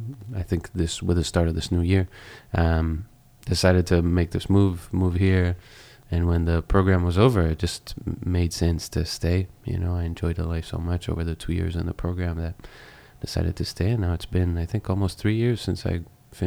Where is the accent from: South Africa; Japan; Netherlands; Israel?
Israel; moved away as an adult; also born or lived in Boston, United States; now in Los Angeles, United States; You mentioned that I'm from Israel. I grew up in Israel, spent most of my life there. And then I moved to the States to go to Berklee College of Music in Boston.